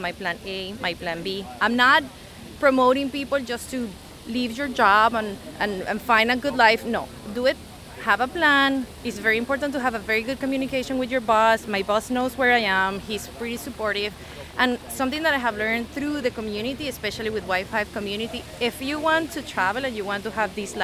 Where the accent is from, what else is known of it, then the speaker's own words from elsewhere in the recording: Venezuela; also born or lived in Seattle, United States; now in Lisbon, Portugal; I'm originally from Venezuela, and when I arrived to the US